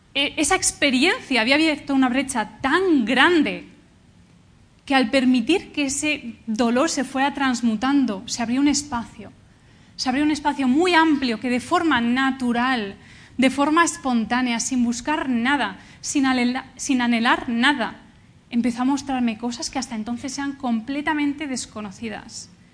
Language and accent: Spanish; Valencia, Valencian Community, Spain; also born or lived in Canada; yo vengo de Valencia